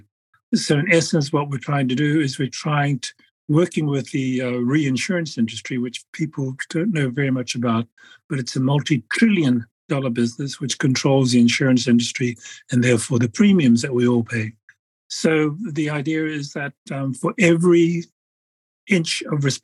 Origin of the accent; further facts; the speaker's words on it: Samoa; I'm a Polynesian from Samoa.